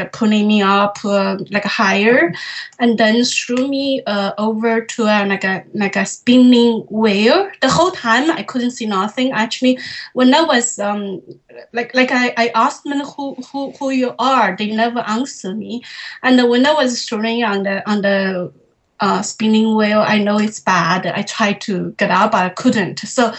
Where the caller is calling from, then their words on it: Toronto, Ontario, Canada; I'm calling from Toronto, Canada.